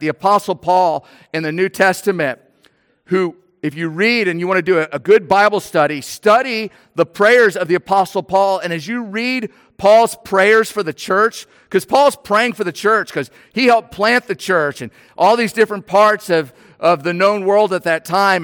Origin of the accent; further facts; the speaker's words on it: New Orleans, Louisiana, United States; moved away; I'm from New Orleans